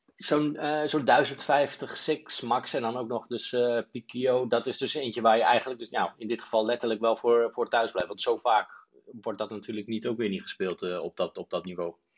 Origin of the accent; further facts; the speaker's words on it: Netherlands; wij als Nederlanders